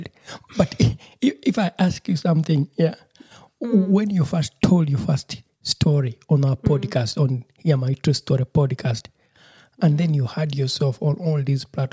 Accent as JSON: {"language": "English", "country": "Uganda", "moved": "yes", "lives_now": "Germany", "said": "I'm also from Uganda, and we are both based here in German"}